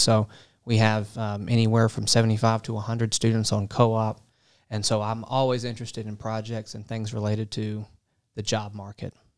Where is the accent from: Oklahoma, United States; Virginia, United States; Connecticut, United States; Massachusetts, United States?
Virginia, United States; Portsmouth; moved away as an adult; also born or lived in North Carolina / Kentucky; I am originally from a town called Portsmouth, Virginia.